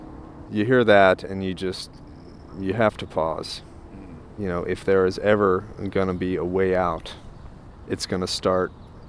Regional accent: United States; as an American

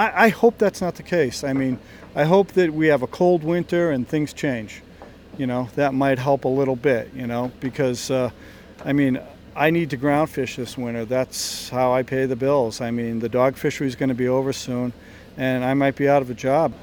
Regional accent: Connecticut, United States; now in Chatham, United States; I grew up in Connecticut

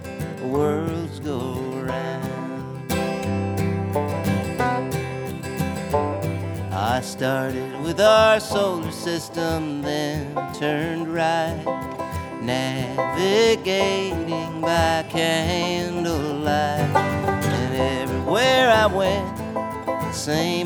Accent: Iowa, United States; moved away; also born or lived in Chicago; I grew up in Iowa

